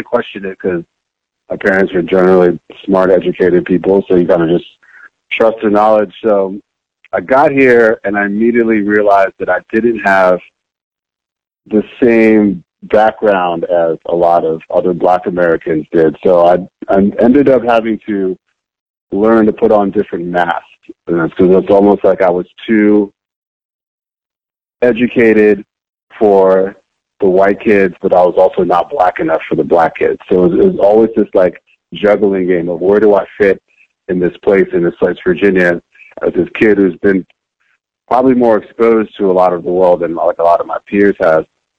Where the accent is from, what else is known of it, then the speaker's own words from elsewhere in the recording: Monrovia, Montserrado, Liberia; also born or lived in New Jersey, United States; now in United States; because I was born in Jersey and then immediately moved to Monrovia, Liberia, where my mother is from, and my father is from Sierra Leone